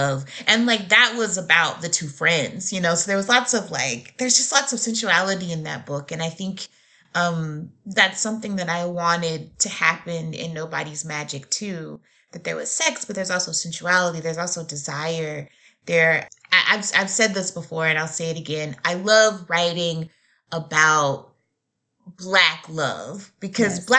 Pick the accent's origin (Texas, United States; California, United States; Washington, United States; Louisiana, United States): Louisiana, United States; Shreveport; now in Nashville, United States; I grew up in Louisiana